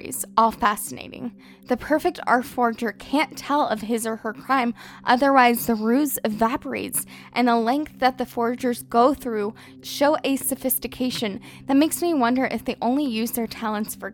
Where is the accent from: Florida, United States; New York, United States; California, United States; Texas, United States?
Texas, United States; Fort Worth; moved away as an adult; now in Paris, France; my hometown museum, the Kimball Art Museum in Fort Worth